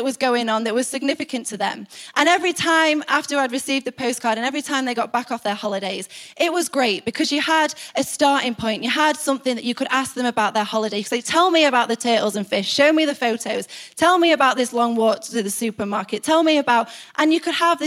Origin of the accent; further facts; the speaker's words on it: United Kingdom; we're British